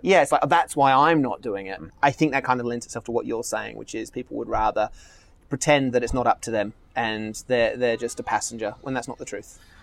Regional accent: Australia; now in Marina del Rey, United States; I'm Australian

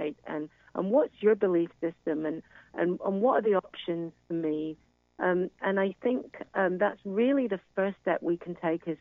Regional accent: United Kingdom; now in United States; as you can hear from my accent, I'm originally from the United Kingdom

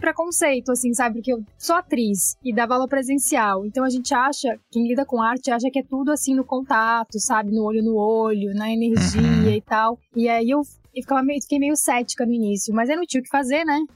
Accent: Bagé, Rio Grande do Sul, Brazil; moved away as an adult; also born or lived in Porto Alegre; now in Rio de Janeiro, Brazil; Eu sou nascida em Bagé. Bagé é interior do Rio Grande do Sul, é fronteira com o Uruguai.

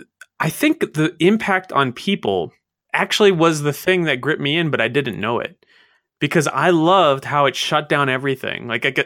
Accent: Maryland, United States; I grew up in Maryland, and we didn't get, you know, we didn't live in the mountains or whatever

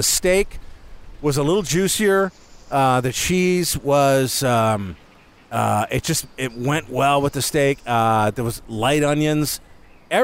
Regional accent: Detroit, Michigan, United States; I grew up in Detroit, so I was a Tigers fan

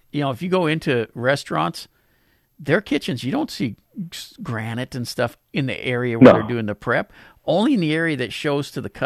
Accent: Pasadena, Texas, United States; my hometown of Pasadena

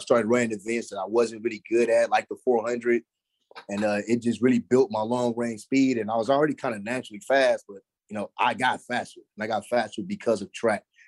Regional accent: Dallas, Texas, United States; I grew up, I mean, I grew up right there in the Dallas Fort Worth area.

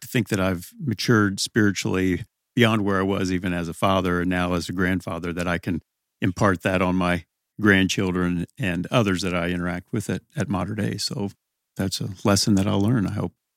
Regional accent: Evansville, Indiana, United States; also born or lived in New Albany, Indiana; then we came back to Evansville. So, since that time, grew up on the west side, close to Resurrection Parish

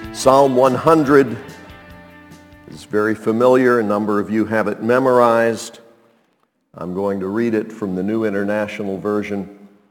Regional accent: Montreat, North Carolina, United States; When I was a kid growing up in Montreat

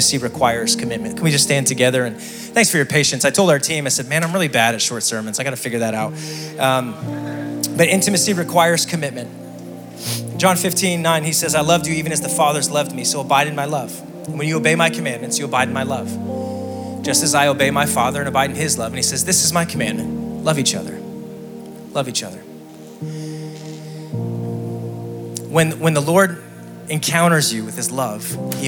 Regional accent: Scranton, Pennsylvania, United States; I'm from Scranton, Pennsylvania, the electric city

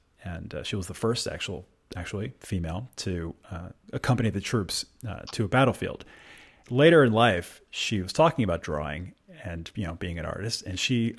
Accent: Maryland, United States; I'm from Maryland

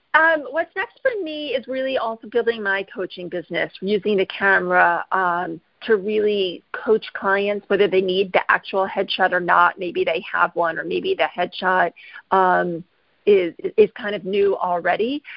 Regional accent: Midwest, United States; moved away as an adult; I grew up in the Midwest

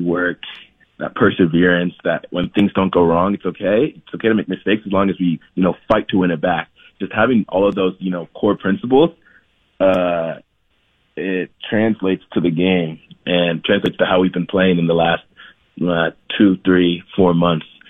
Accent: Columbus, Ohio, United States; moved away as an adult; also born or lived in Lansing, Michigan / Ithaca, New York; now in Salt Lake City, United States; at around eight or nine is when I then moved to Columbus, Ohio

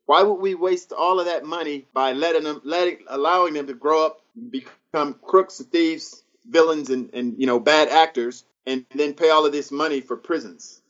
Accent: Antelope Valley, Palmdale, Lancaster, North Los Angeles County, California, United States; my hometown of in, in the Antelope Valley, Palm Dale, Lancaster, North Los Angeles County.

